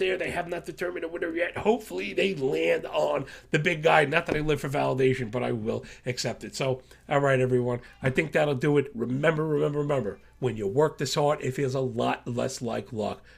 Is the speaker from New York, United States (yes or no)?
yes; New York, United States; I am from New York